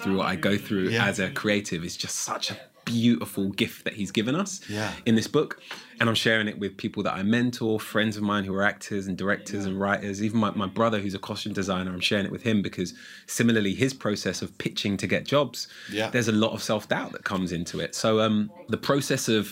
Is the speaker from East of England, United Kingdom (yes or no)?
no; London, United Kingdom; I'm from Holloway in North London.